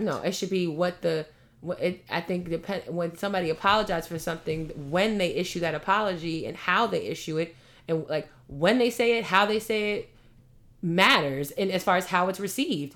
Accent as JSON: {"language": "English", "town": "New York City", "region": "New York", "country": "United States", "said": "I'm from Queens"}